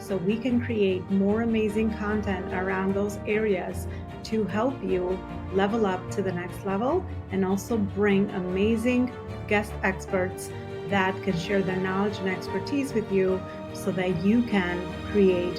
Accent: Albania; now in New York, United States; I'm natively Albanian, based out of New York.

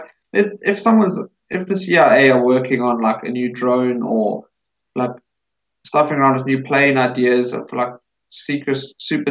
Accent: South Africa; we're South African.

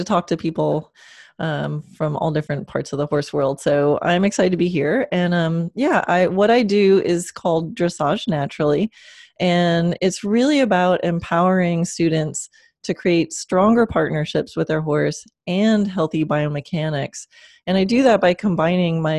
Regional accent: Long Island, New York, United States; moved away as an adult; also born or lived in Kansas; now in Florida, United States; I was born in Kansas, but grew up on Long Island since I was four and didn't come to Florida till 2003.

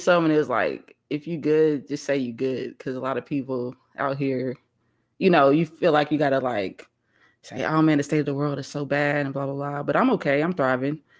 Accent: Missouri, United States; now in Texas, United States; I'm from Missouri, so, you know, we used to the cold weather

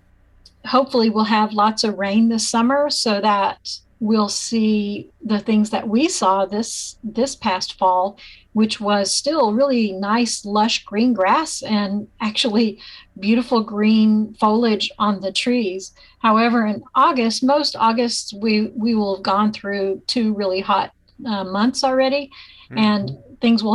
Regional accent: Arkansas, United States; moved away as an adult; also born or lived in Iowa; now in Kingsville, United States; I'm an Arkansas native

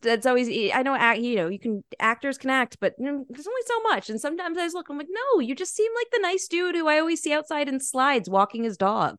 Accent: United States; I'm American

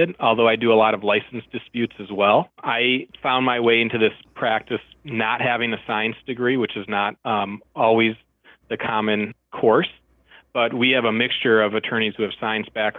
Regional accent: Milwaukee, Wisconsin, United States; moved away as an adult; now in Minneapolis, United States; I grew up in Milwaukee, Wisconsin

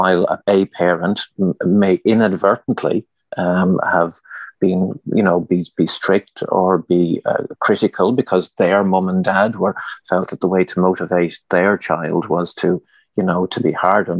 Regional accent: Leitrim, Connacht, Ireland; I'm originally from Leitrim, mm-hmm. and I grew up on a farm there

